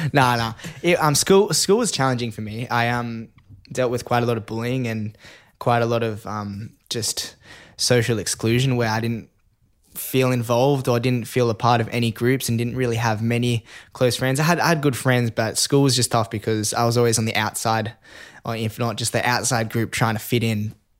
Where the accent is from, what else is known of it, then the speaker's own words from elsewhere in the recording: Sydney, New South Wales, Australia; growing up in Sydney, Northern Beaches, in Manly, Clontarf, but I started doing surf lifesaving at Queenscliff Beach.